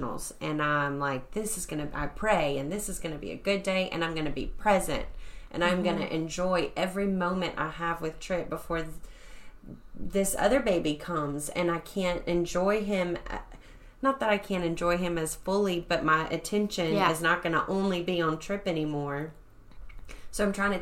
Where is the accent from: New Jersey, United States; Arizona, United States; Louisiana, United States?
Louisiana, United States; Bossier Parish; also born or lived in Abilene, Texas / Ennis, Texas; I'm from Bossier Parish